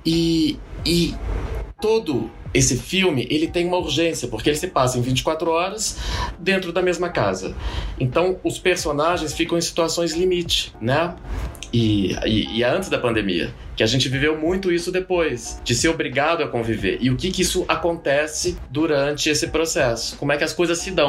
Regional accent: Goiânia, Goiás, Brazil; eu sou de Goiânia

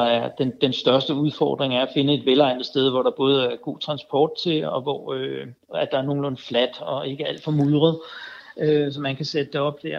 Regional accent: Denmark; vi gør alene som danskere

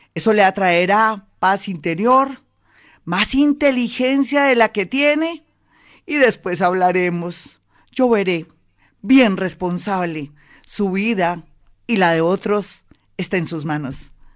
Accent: Colombia; nosotros los colombianos

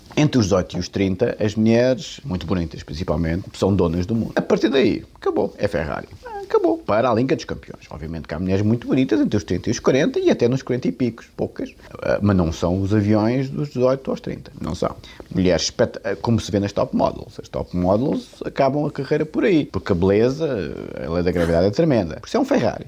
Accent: Portugal; eu sou português de gema

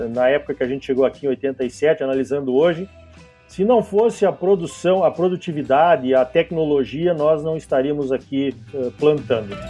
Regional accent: Rio Grande do Sul, Brazil; moved away as an adult; also born or lived in Santa Maria; now in Tangará da Serra, Brazil; quando saí do Rio Grande do Sul lá com meu irmão, engenheiros agrônomos recém-formados

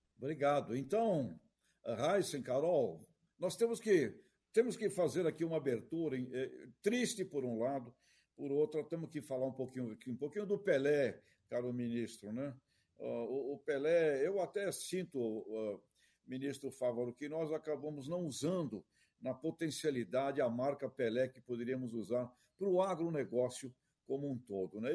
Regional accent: Santos, São Paulo, Brazil; Nasci do lado da Vila Belmiro

